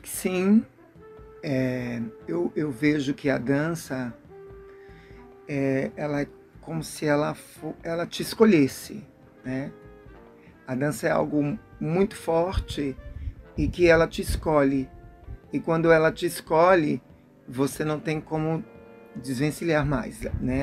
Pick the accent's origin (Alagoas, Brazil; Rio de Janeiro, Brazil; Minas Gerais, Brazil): Alagoas, Brazil; Maceió; now in Salvador, Brazil; sou natural de Maceió, Alagoas